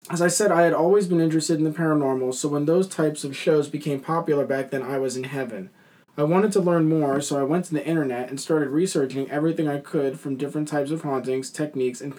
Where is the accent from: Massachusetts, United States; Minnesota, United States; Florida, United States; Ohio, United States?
Massachusetts, United States; Camden; I was born and raised in Camden, Massachusetts, to a middle class family.